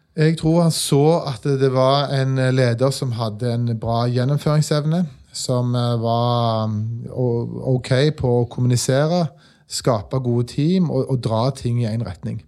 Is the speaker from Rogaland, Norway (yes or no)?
yes; Stavanger, Rogaland, Norway; Jeg er fra Stavanger